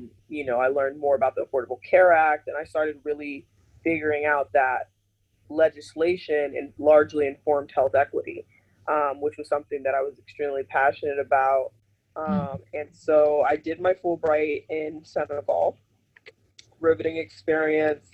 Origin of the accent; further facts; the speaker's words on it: Miami, Florida, United States; I was born in Miami, which there's a huge Haitian community. And so I was really cradled in that growing up